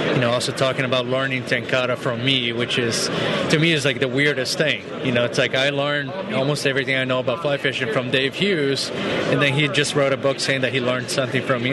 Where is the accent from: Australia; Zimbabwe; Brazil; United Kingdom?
Brazil; moved away; I'm actually from Brazil